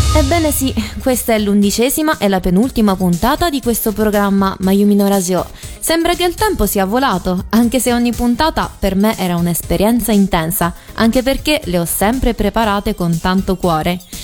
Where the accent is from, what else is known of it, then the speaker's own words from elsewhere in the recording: Rome, Lazio, Italy; first language Italian; Io sono nata in Italia, di preciso a Roma, e fino a 5 anni, escludendo qualche parola in giapponese, parlavo solo in italiano.